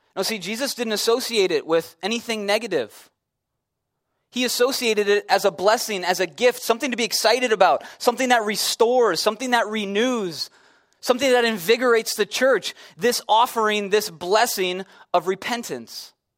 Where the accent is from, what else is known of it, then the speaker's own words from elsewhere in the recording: Chicago, Illinois, United States; I'm from Chicago